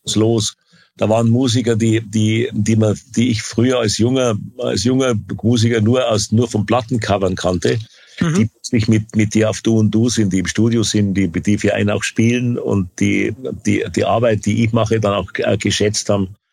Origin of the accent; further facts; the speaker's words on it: Bavaria, Germany; also born or lived in California; als Bayer